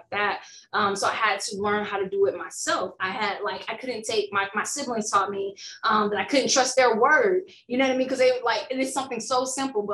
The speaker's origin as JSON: {"language": "English", "region": "Alabama", "country": "United States", "tie": "born or raised there", "said": "Alabama bred me, raised and bred"}